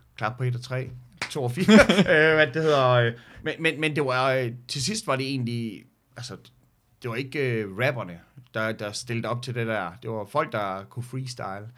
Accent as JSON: {"language": "Danish", "town": "Skanderborg", "region": "Central Denmark Region", "country": "Denmark", "said": "jeg var fra Skanderborg"}